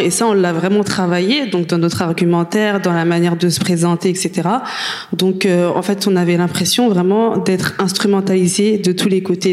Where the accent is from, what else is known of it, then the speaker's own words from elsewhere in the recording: France; on est française, on a vécu en France, on a fait nos études